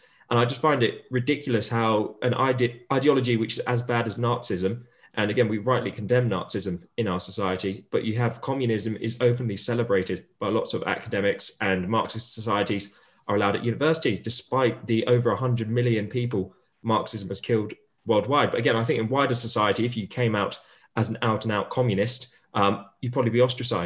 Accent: Portsmouth, South East England, United Kingdom; I'm from Portsmouth originally

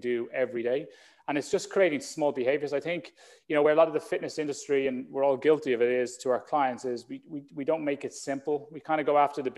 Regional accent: Ireland; like most young boys growing up in Ireland

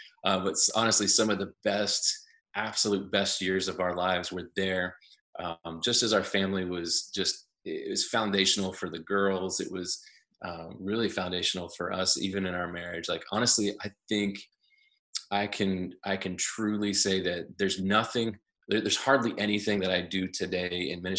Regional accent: Ohio, United States; moved away; I'm actually from Ohio, and grew up in a pastor's home and had a brother.

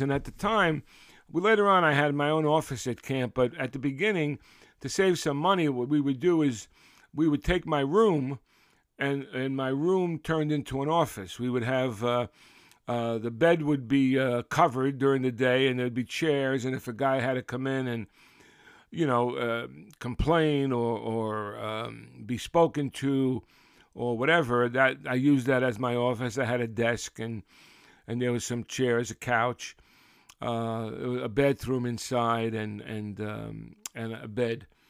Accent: New York City, New York, United States; we, we grew up in Brooklyn

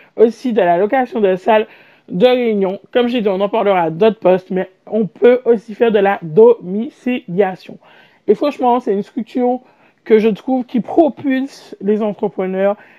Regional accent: Martinique; je suis martiniquaise

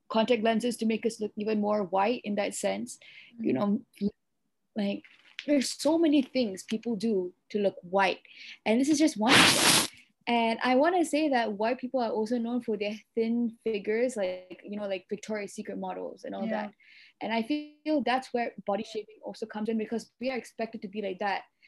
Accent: Malaysia; I'm Sri Lankan Malaysian

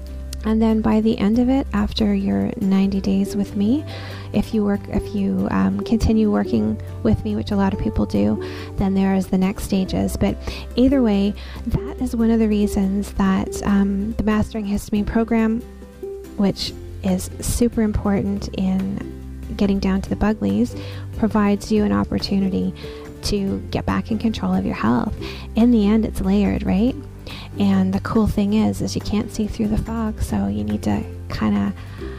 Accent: Newfoundland and Labrador, Canada; like, I grew up in Newfoundland. So by the time I was born, we moved quite a bit.

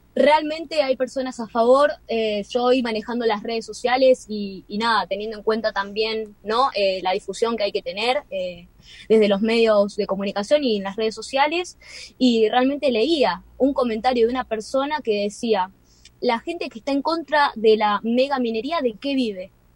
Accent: Mar del Plata, Buenos Aires Province, Argentina; moved away; Yo soy de Mar del Plata

